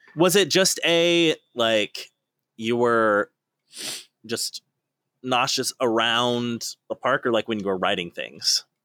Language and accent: English; East Coast, United States; moved away as an adult; now in California, United States; I'm from the East Coast